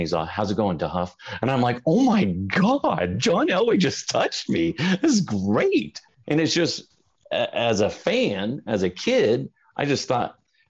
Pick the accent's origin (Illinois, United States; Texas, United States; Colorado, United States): Colorado, United States; Broomfield; also born or lived in Phoenix, Arizona; I consider myself a native, although technically on paper I'm not. But yeah, I've lived in Colorado basically my whole life. Went to high school in Broomfield, and I love Colorado.